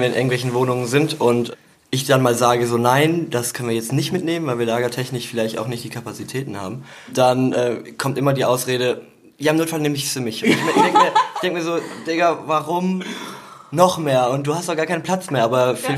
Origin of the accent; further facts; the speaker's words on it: Eupen, Wallonia, Belgium; moved away; ich komme aus Eupen